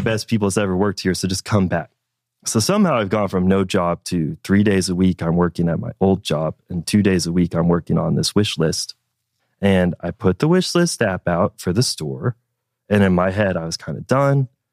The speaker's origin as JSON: {"language": "English", "town": "Fort Smith", "region": "Arkansas", "country": "United States", "tie": "born or raised there", "said": "I was born in Fort Smith, Arkansas. That's where I was raised."}